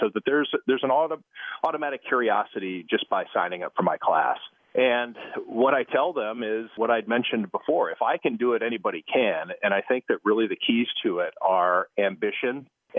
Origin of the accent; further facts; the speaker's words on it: Cleveland, Ohio, United States; It's about as close as I could come, I guess, to staying in Cleveland and working for my hometown paper, which would have been the Plain Dealer.